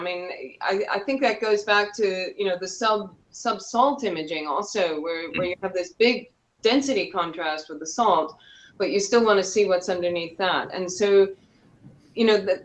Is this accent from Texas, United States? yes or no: no; Syracuse, New York, United States; moved away as an adult; also born or lived in Binghamton, New York / Newfoundland, Canada; now in South Africa; I'm actually from upstate New York, where I'm sitting right now. I'm originally from Syracuse